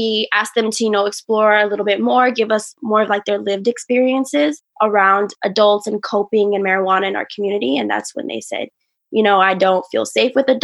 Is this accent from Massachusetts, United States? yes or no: no; Richmond, California, United States; I grew up and raised there